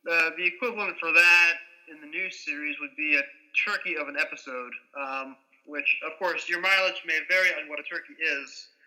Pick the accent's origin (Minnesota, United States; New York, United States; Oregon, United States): New York, United States; New York City suburbs, United States; as an American fan growing up in the New York City suburbs